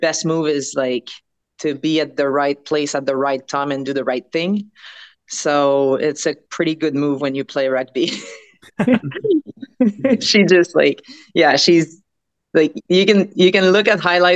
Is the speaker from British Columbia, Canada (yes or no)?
no; Quebec, Canada; we come from Quebec